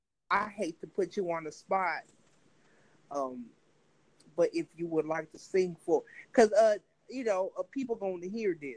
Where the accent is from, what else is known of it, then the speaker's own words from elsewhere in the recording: Compton, California, United States; I'm from California, Compton, California.